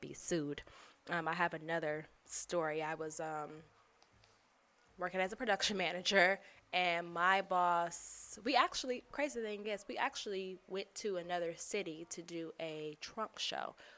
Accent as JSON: {"language": "English", "town": "Chicago", "region": "Illinois", "country": "United States", "said": "I'm from Chicago. I say jury"}